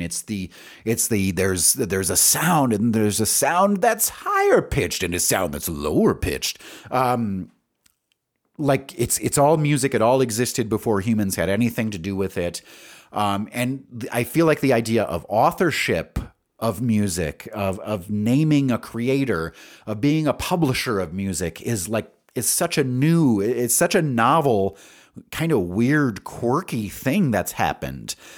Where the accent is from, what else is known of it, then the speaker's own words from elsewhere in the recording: Wisconsin Rapids, Wisconsin, United States; also born or lived in Stevens Point, Wisconsin; now in Albuquerque, United States; I was born in Wisconsin Rapids, which is near Stevens Point